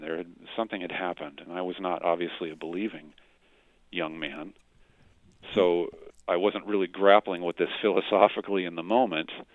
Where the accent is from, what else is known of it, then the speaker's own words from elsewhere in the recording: Stockton, California, United States; Stockton, California, which is my hometown